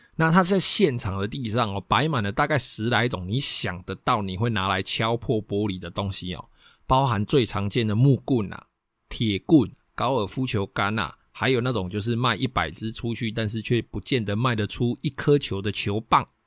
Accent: Taiwan; 我们台湾人最爱装的铁窗、锻造窗

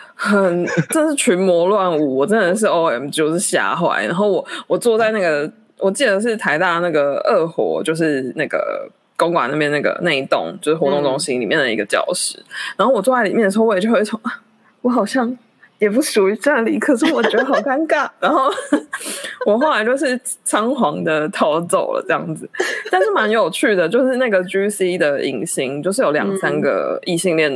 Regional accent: Kaohsiung, Taiwan; moved away as an adult; 因为我是高雄人

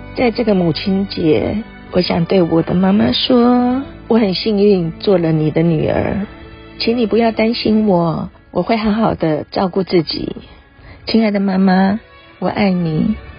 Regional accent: Chenggong, Taitung County, Taiwan; 我是来自台东成功镇都立部落的

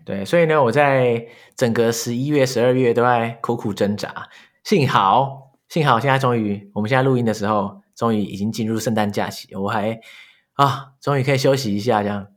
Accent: New Taipei, Taiwan; first language Chinese; 我是台北人嘛 嗯，新北人

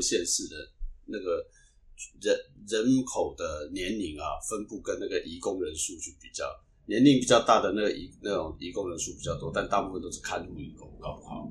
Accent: Taiwan; 所以其实我们台湾人对到到日到日本去，其实应该蛮多的

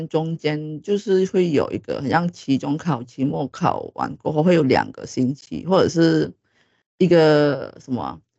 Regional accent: Malaysia; 因为可能台湾的 boss 们可能不是很了解我们就是马来西亚的。

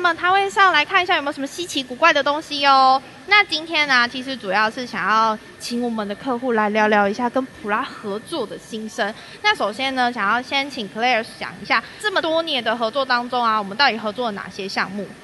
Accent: Taichung, Taiwan; accent: Taichung accent; 因为我们都是台中人

